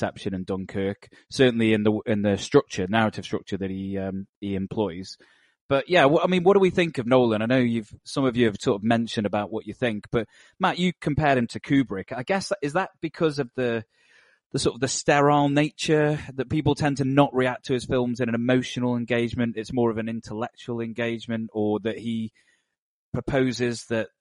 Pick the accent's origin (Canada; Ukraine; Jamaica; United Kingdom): United Kingdom; as a Brit